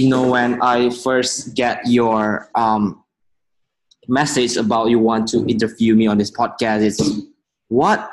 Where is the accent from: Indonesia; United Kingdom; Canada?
Indonesia; Medan, North Sumatra; I was born in Medan in Indonesia